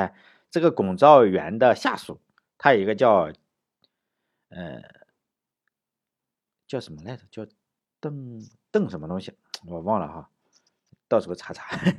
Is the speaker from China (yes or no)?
yes; Shandong, China; 我们这个山东人